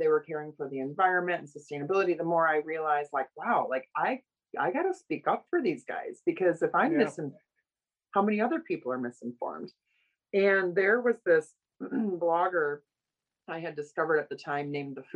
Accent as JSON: {"language": "English", "town": "Oshkosh", "region": "Wisconsin", "country": "United States", "tie": "born or raised there", "also_born_or_lived": "Los Angeles", "moved": "as an adult", "said": "I grew up around agriculture from Oshkosh, Wisconsin, my hometown."}